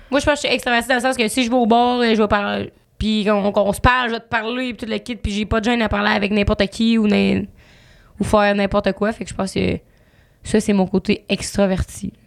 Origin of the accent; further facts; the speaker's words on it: Quebec City, Quebec, Canada; moved away as an adult; now in Montreal, Canada; on vient de Québec, notre famille est là